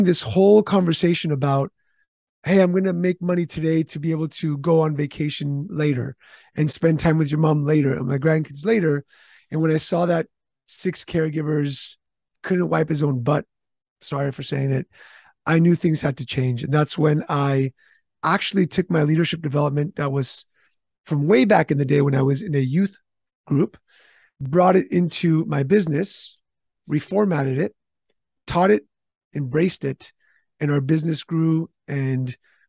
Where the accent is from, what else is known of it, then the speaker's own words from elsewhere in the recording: Istanbul, Turkey; also born or lived in California; now in San Diego, United States; I was born in Istanbul, Turkey.